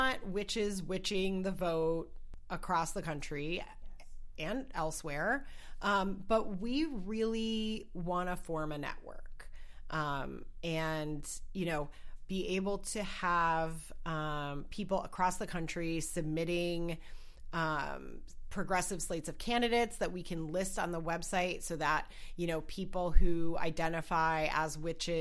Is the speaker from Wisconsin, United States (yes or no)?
yes; Wisconsin, United States; moved away; I'm originally from Wisconsin